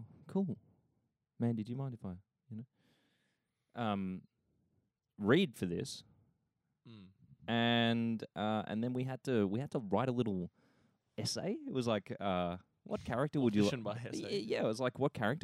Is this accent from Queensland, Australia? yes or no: no; Bendigo, Victoria, Australia; away from my hometown, which is Bendigo